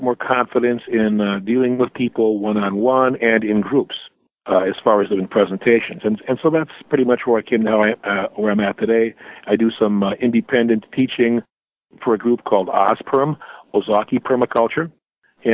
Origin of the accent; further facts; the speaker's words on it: Milwaukee, Wisconsin, United States; also born or lived in Marshall, Michigan; my parents moved to the Milwaukee area back when I was just a few years old. So my entire life experience has mostly been around southeastern Wisconsin